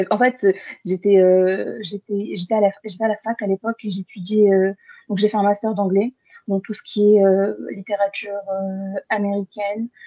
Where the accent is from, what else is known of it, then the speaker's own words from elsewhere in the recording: Bordeaux, Nouvelle-Aquitaine, France; also born or lived in Algeria; quand on a déménagé on est venu sur Bordeaux. Et depuis, j'habite sur Bordeaux, donc je suis bordelaise.